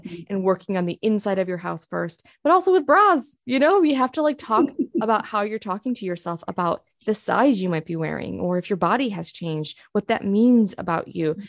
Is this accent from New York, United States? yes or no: yes; Rochester, New York, United States; moved away as an adult; now in Oklahoma, United States; I actually grew up in a suburb of Rochester, New York